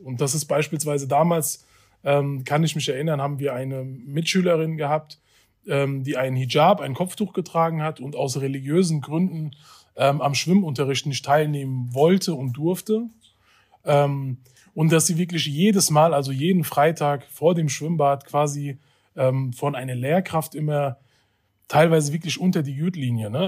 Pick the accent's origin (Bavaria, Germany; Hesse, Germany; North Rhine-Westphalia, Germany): Hesse, Germany; Hanau; Ich bin in Hanau geboren und aufgewachsen und habe auch mein bisheriges Leben hier in Hanau gelebt.